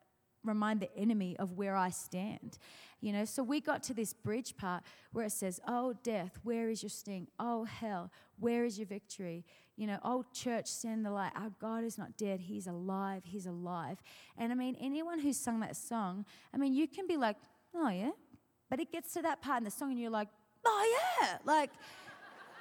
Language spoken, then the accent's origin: English; Australia; moved away; I'm from Australia